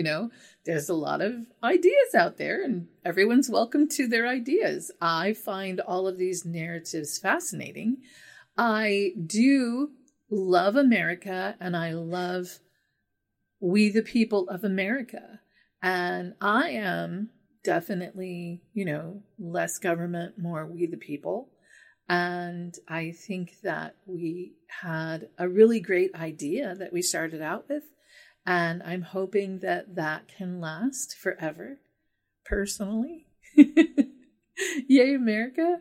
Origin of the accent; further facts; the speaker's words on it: United States; I'm an American